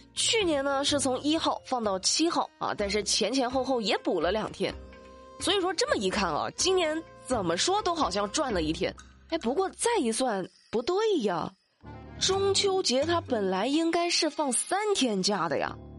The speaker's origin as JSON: {"language": "Chinese", "country": "China", "said": "我们也都为我们是中国人感到骄傲"}